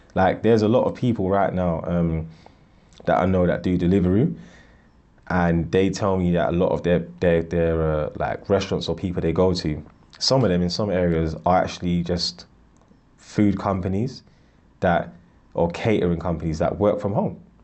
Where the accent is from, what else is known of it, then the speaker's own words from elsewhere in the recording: Ghana; I'm from Ghana